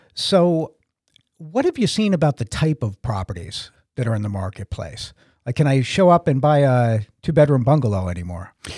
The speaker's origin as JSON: {"language": "English", "town": "Boston", "region": "Massachusetts", "country": "United States", "also_born_or_lived": "New Jersey", "moved": "as an adult", "said": "I'm from the Boston area"}